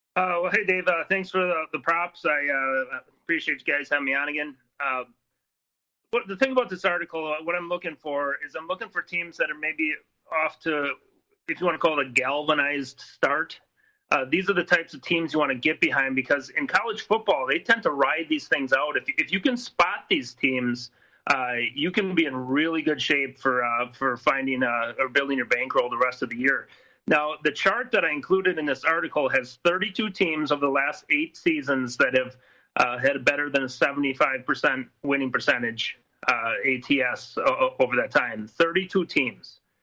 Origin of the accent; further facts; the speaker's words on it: Wisconsin, United States; I'm I'm from Wisconsin